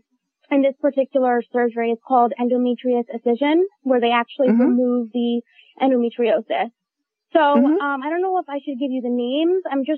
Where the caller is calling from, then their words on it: Valley Cottage, New York, United States; Rockland County, Valley Cottage.